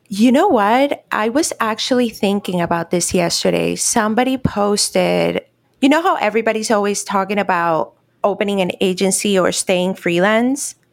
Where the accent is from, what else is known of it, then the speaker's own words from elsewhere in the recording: Cartagena, Bolívar, Colombia; also born or lived in Miami; now in Orlando, United States; right now I'm actually in Cartagena, which is my hometown in Colombia.